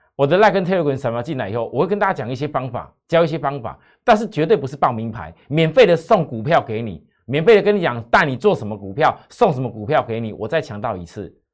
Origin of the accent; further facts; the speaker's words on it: Taichung, Taiwan; moved away; 我台中人。虽然我不常， 常回台中去住